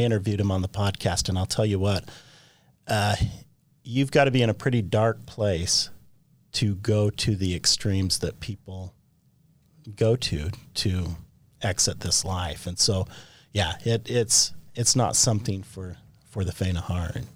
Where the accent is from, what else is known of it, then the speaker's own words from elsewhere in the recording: Orem, Utah, United States; I grew up on the Provo River.